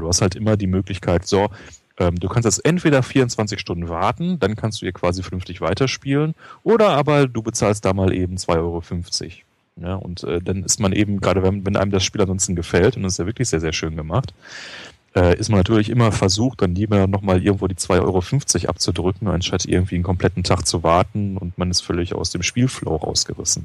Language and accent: German; Ruhr area, North Rhine-Westphalia, Germany; also born or lived in Göttingen; now in Berlin, Germany; Ich komme ja aus dem Ruhrpott